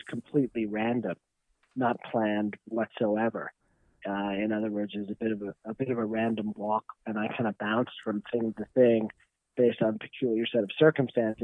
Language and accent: English; New York, United States; moved away; I'm from New York, and that got me back to New York